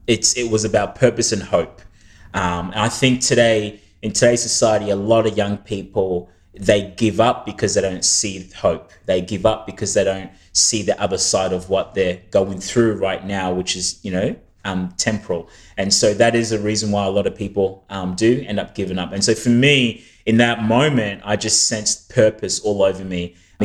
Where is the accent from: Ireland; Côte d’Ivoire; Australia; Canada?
Australia; also born or lived in New Zealand; my parents had raised us in a church, like in a church environment growing up in Australia and even New Zealand.